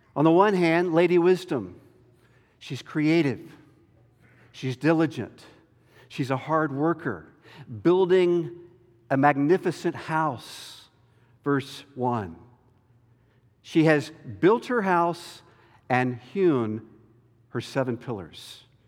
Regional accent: North Carolina, United States; moved away; my home state of North Carolina

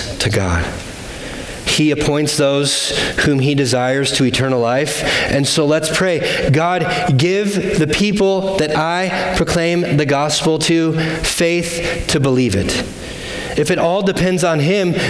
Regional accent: United States; as American

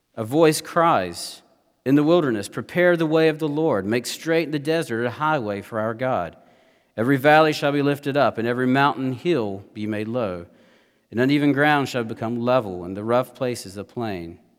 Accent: United States; as Americans

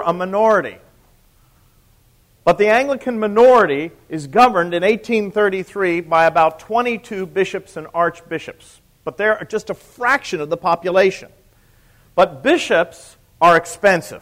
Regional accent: United States

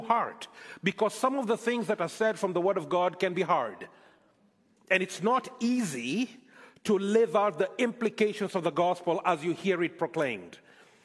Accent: Nairobi, Kenya; moved away as an adult; also born or lived in Scotland; now in Canada; I am from Kenya, born, brought up in Kenya, lived there for many years, pastored a church in Scotland for a bit, and then came on to Canada

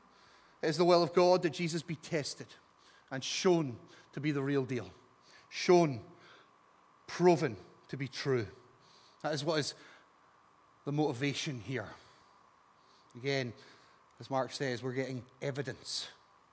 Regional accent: Scot, Scotland, United Kingdom; as a Scot

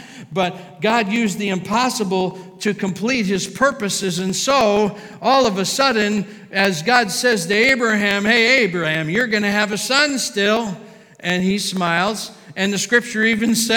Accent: United States; We are American

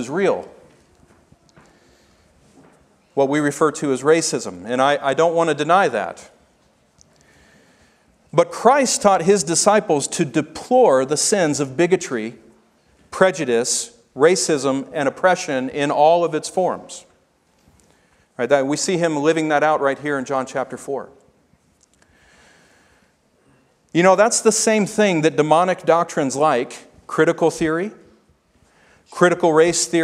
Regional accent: Memphis, Tennessee, United States; I grew up in Memphis, Tennessee

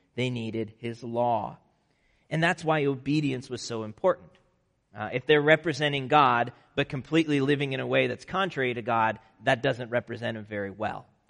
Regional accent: Nebraska, United States; moved away; also born or lived in Chicago; growing up in Nebraska

